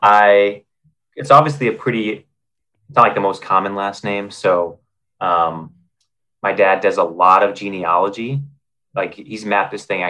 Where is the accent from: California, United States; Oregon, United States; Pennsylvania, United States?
Oregon, United States; North Bend; now in Los Angeles, United States; Oregon coast, uh, North Bend, Oregon